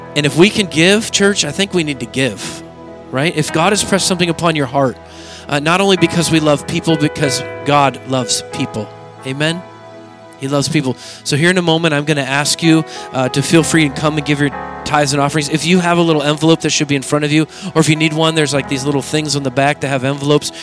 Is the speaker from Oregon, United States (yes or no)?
yes; Oregon, United States; I grew up in Oregon where there's cultures everywhere.